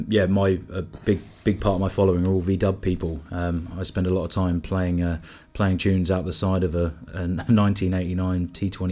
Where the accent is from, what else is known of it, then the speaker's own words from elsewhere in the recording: London, United Kingdom; now in Wales; England, is it? {S7} Yeah. Afraid so. Originally kind of West London way. I've kind of lived in and around a fair few places now.